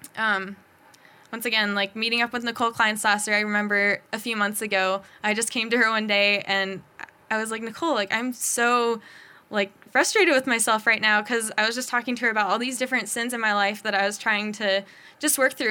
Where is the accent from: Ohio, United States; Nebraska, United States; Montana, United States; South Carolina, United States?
Montana, United States; Bozeman; born and raised in Bozeman